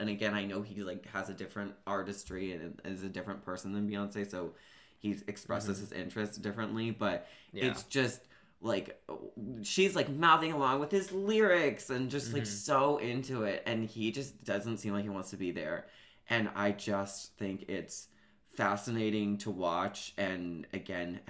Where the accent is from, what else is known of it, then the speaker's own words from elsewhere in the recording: Seattle, Washington, United States; I grew up in Seattle, so there were many beaches